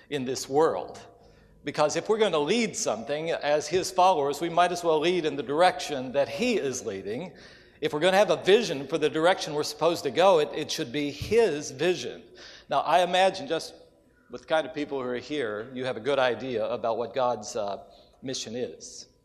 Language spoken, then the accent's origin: English; West Virginia, United States; have the privilege to come back closer to my home. I grew up in West Virginia